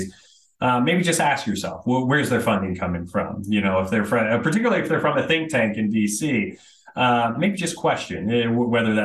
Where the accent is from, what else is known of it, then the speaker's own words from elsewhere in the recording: Florida, United States; I was born and raised in Florida